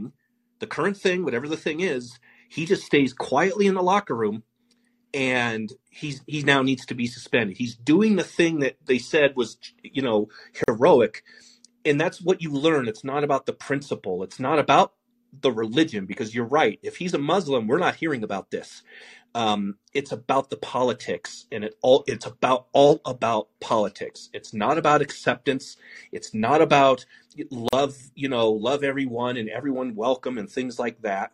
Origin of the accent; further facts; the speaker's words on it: Denver, Colorado, United States; I grew up in Denver